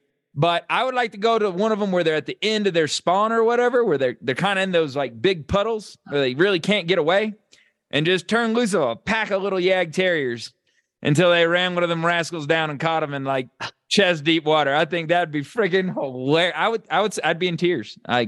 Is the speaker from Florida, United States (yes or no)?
yes; Florida, United States; I grew up in South Florida, so my dad was big into fishing.